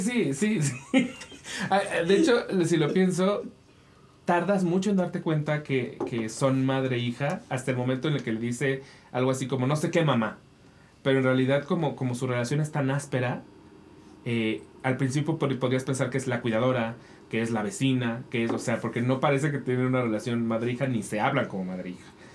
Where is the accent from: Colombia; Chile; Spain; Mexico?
Mexico; nosotros como mexicanos